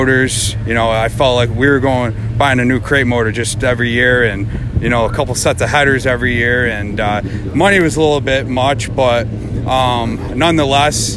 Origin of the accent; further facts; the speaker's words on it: New York, United States; I'm from Sequoia, New York.